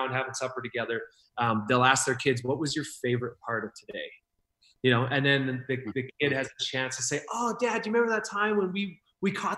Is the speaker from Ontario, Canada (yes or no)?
no; Saskatchewan, Canada; Yeah, I'm from Saskatchewan. I'm right above North Dakota